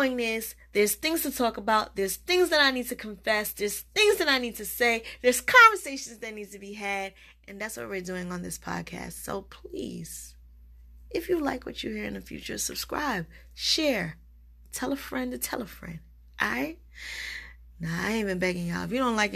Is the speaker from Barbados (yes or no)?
yes; Barbados; accent: West Indian; also born or lived in United States; I'm a Bajan American